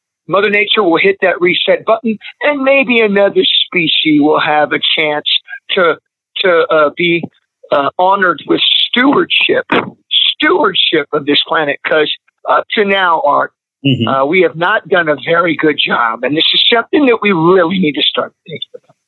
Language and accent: English; Missouri, United States; also born or lived in Nebraska / Texas; now in Los Angeles, United States; I grew up in the Midwest, in Missouri, in Nebraska, and also in Texas